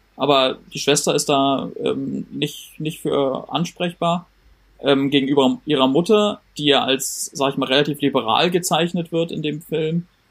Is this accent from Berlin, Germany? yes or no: yes; Berlin, Germany; ich bin der Einzige in der Runde, der hier aus Berlin kommt